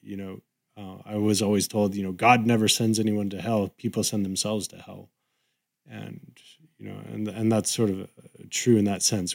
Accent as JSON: {"language": "English", "region": "Southern California", "country": "United States", "tie": "born or raised there", "said": "I grew up in Southern California"}